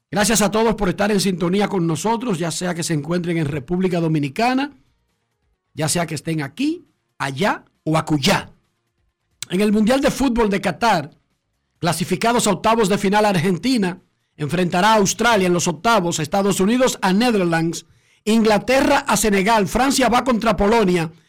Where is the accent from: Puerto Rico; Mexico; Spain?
Spain; Melilla; Melilla, tío, que somos árabes españoles.